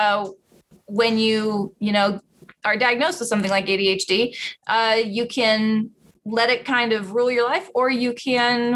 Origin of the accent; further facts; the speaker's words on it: Roseville, California, United States; I grew up in Roseville, California. That is right above Sacramento, in the heart of the valley